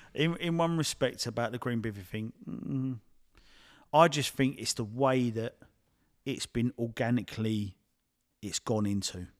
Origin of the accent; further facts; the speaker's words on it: Addington, United Kingdom; I'm from, I'm from Addington